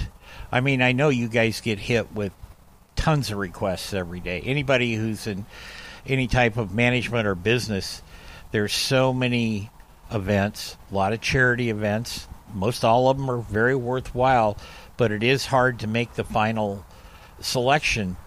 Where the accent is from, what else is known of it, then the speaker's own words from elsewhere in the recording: Oregon, United States; I'm from Oregon